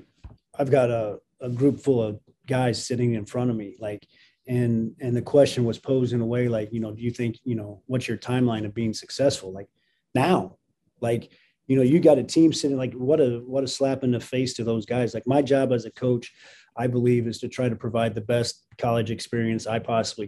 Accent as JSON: {"language": "English", "town": "Jasper", "region": "Indiana", "country": "United States", "tie": "born or raised there", "also_born_or_lived": "Nebraska / Los Angeles, California", "moved": "as an adult", "said": "growing up here"}